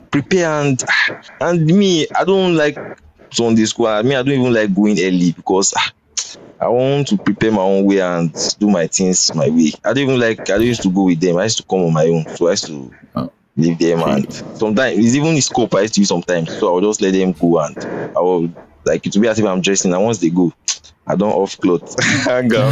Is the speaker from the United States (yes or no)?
no; Edo, Nigeria; I'm from Edo, so the church is like we are mostly Edo in that church